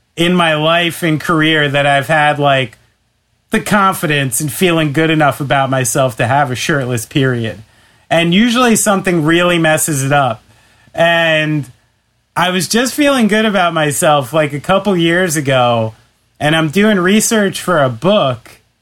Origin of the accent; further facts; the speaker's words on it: New York, United States; I'm a New Yorker